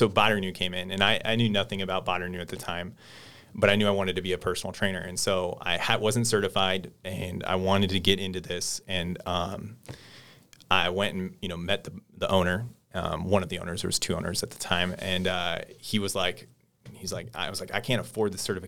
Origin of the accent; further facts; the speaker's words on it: the Valley, California, United States; growing up in the Valley, not ever leaving the state